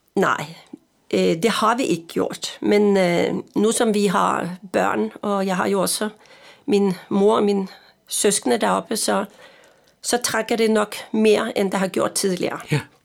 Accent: Østfold, Norway; Danish is a second language; also born or lived in Frederiksberg, Denmark; now in Denmark; Jeg er jo nordmand

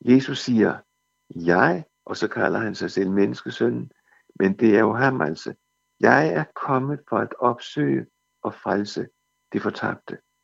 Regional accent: Denmark; som danskere

